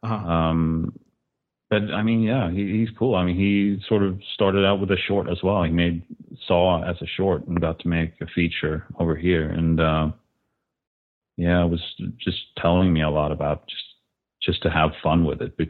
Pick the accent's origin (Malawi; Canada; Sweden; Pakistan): Sweden; Jönköping, Jönköping County; moved away as an adult; now in Los Angeles, United States; I was from Sweden